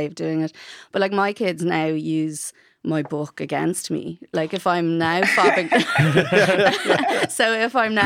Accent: Bray, County Wicklow, Ireland; first language English; I'm from Bray

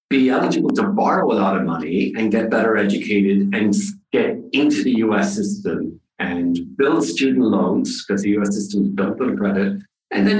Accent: Ireland; moved away as an adult; also born or lived in Massachusetts; now in United States; I grew up in Ireland

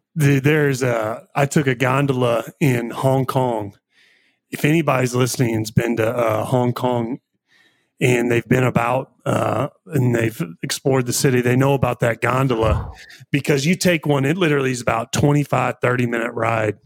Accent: Missouri, United States; we grew up in Missouri

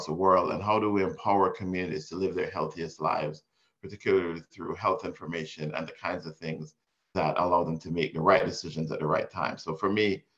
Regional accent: Jamaica; moved away; also born or lived in Miami, Florida, United States; I was born in Jamaica and raised partially in Miami and partially in Jamaica.

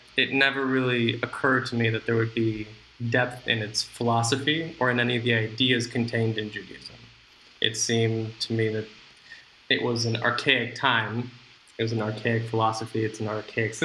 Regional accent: Los Angeles, California, United States; moved away as an adult; now in Israel; I was born and raised in Los Angeles

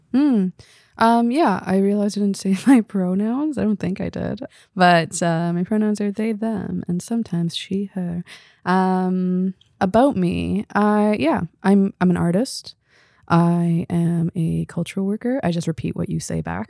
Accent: Victoria, British Columbia, Canada; also born or lived in Belém, Pará, Brazil / Recife, Brazil; But I grew up in B C, in Victoria, going back to Brazil every, uh, two years.

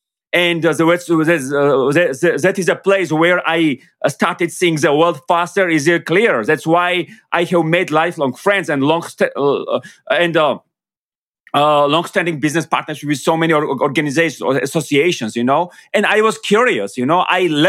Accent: Georgia; English is a second language; because of course I come from Georgia, and I'm very proud of where I come from.

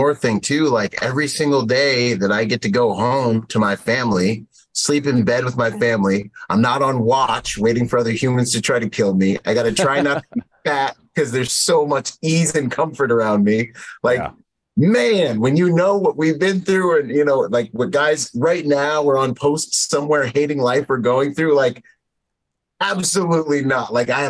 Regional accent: Bahamas; now in United States; I was born in the Bahamas, so I actually can swim. You know, I grew up in spearfish.

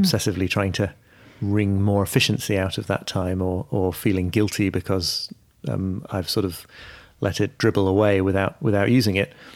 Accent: York, Yorkshire and the Humber, United Kingdom; also born or lived in Liverpool; I was born in Liverpool, but I, yeah, I grew up in York

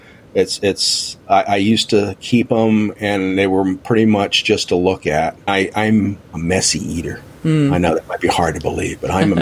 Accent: United States; I'm an American.

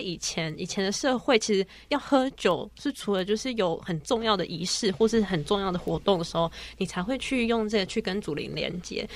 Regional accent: Taipei, Taiwan; 我是在台北长大的

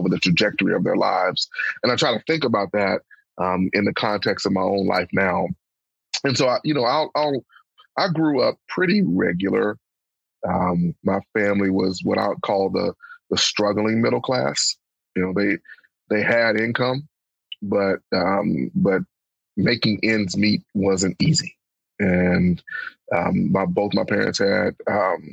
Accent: Pine Bluff, Arkansas, United States; moved away as an adult; my hometown of Pine Bluff

